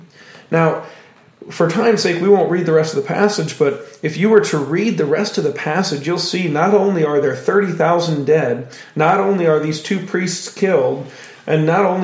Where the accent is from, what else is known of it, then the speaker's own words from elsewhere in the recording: United States; Now, we as modern American Christians